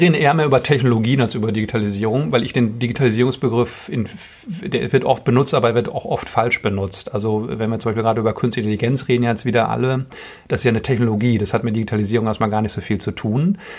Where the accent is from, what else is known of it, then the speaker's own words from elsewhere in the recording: Ruhr area, North Rhine-Westphalia, Germany; also born or lived in Boston; ich komme aus dem Ruhrgebiet gebürtig